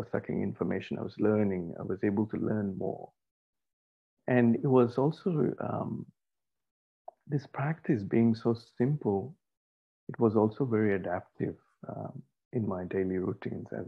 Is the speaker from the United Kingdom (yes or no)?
no; India; moved away as an adult; also born or lived in Australia; I had to leave India at that time for my postgraduate studies. So I was 20 at this time. And just arriving in Australia, it was my first time outside my home country